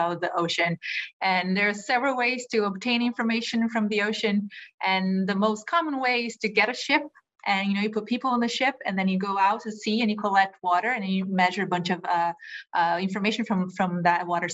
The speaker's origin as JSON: {"language": "English", "country": "Brazil", "also_born_or_lived": "Europe / California", "moved": "as an adult", "lives_now": "Hawaii, United States", "said": "I'm from Brazil. I lived most of my life there. I did my undergraduate degree there in oceanography"}